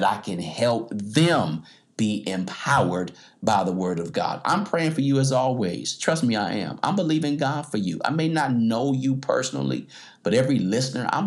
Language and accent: English; United States; I'm an American.